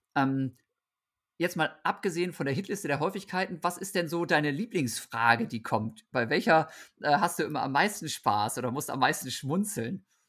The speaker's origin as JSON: {"language": "German", "town": "Osnabrück", "region": "Lower Saxony", "country": "Germany", "tie": "born or raised there", "said": "Osnabrück, wo ich aufgewachsen bin"}